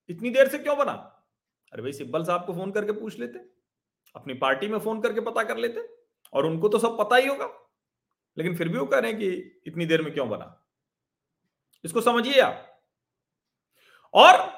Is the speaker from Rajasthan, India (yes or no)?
no; Prayagraj, Uttar Pradesh, India; मैं तो उसी शहर से आता हूं सिंघल जी के अशोक सिंघल जी के शहर से अशोक सिंघल जी ने तो प्रयागराज में जो उनका घर है वही दे दिया